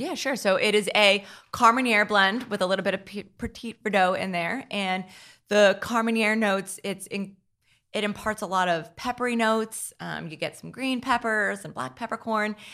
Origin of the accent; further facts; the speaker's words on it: Hackettstown, New Jersey, United States; I grew up in Hacketstown, New Jersey